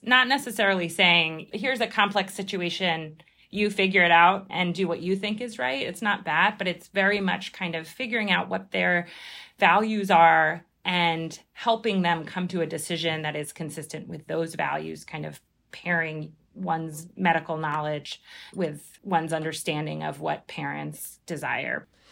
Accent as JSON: {"language": "English", "town": "Philadelphia", "region": "Pennsylvania", "country": "United States", "moved": "yes", "lives_now": "New York, United States", "said": "I'm originally from Philadelphia"}